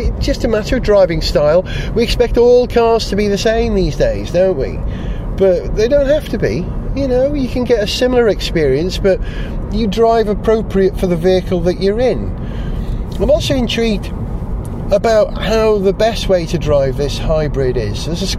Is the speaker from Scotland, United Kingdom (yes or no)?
no; Flintshire, North Wales, United Kingdom; moved away; Flintshire in North Wales, which is my county, literally down the road from where I was born and brought up in North Wales.